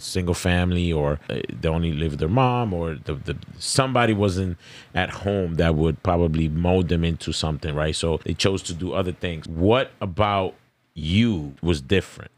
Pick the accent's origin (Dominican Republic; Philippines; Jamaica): Dominican Republic; I'm Dominican